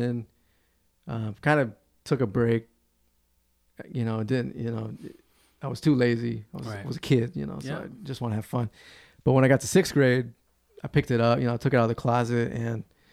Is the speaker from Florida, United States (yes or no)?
yes; Clearwater, Florida, United States; we're from Florida, so we go to the beach and play on this pier, Pier 60 in Clearwater.